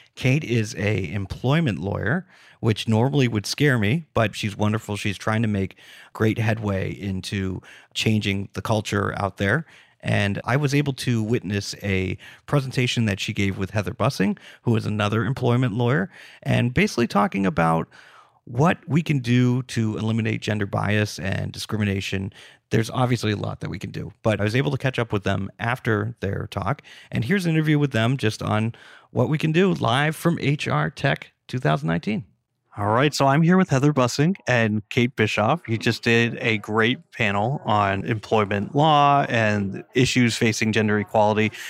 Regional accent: Massachusetts, United States; I'm from Massachusetts, too

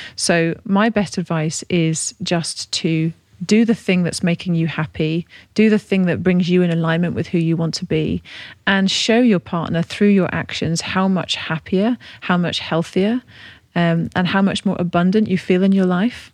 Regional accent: Devon, South West England, United Kingdom; now in Buckinghamshire, United Kingdom; I'm from Devon

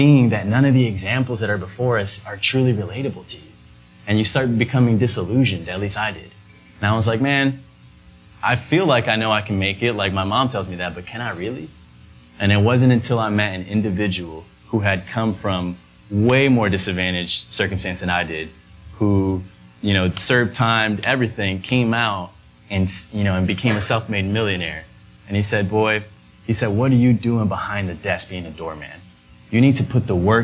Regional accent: New York City, New York, United States; we grew up uptown Manhattan in the Heights

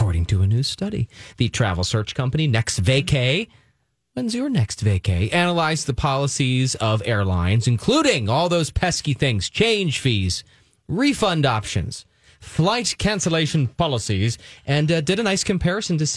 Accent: Pennsylvania, United States; I'm from Pennsylvania in the middle of the two big cities

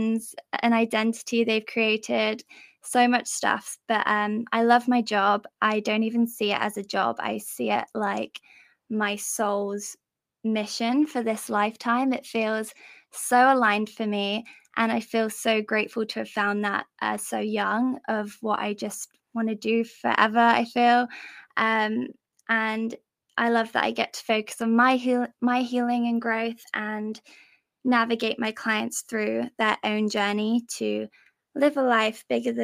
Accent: England, United Kingdom; I'm from England. Maybe you can tell by my accent.

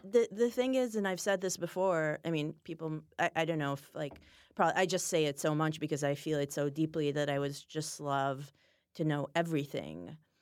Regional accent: Israel; moved away; I'm from Israel

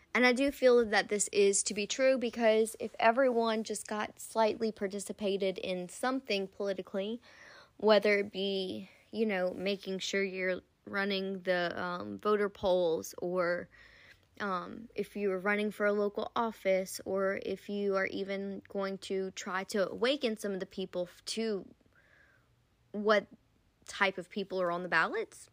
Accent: United States; I am American born citizen

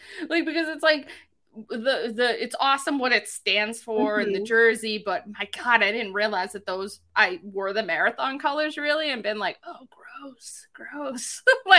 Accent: Boston, Massachusetts, United States; accent: Boston

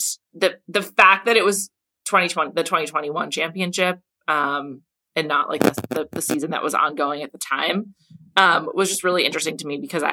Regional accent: United States; as an American

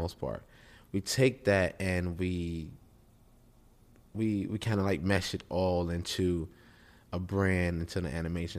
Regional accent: Chicago, Illinois, United States; I'm from Chicago

